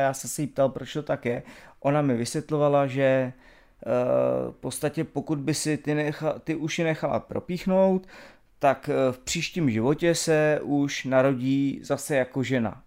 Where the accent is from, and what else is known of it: Czechia